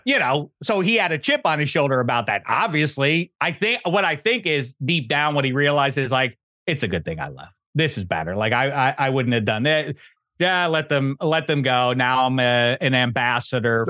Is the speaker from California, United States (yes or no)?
no; Pittsburgh, Pennsylvania, United States; I'm from Pittsburgh